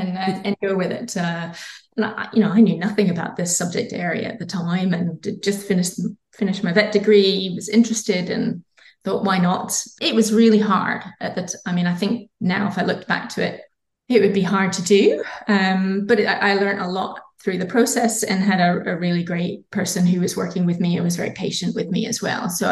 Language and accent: English; Scotland, United Kingdom; accent: Scottish; now in Australia; my Scottish accent